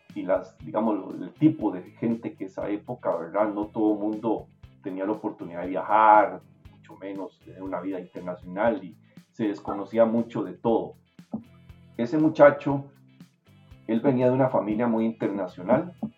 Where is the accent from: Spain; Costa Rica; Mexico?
Costa Rica; moved away as an adult; also born or lived in New Jersey, United States; yo necesitaba salir de acá, quitarme, quitarme el peso del país encima